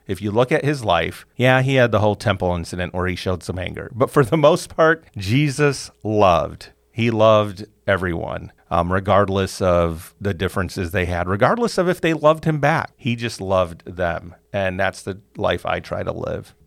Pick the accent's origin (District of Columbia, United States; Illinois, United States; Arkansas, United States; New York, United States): Illinois, United States; Chicago; Elementary school, middle school, high school was all Catholic school growing up in Chicago